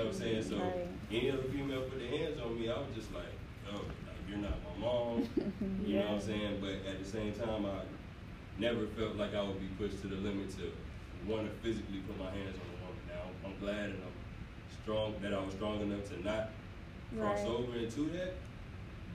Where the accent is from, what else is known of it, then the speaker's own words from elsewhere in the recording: Fayetteville, North Carolina, United States; I'm from Fayetteville, North Carolina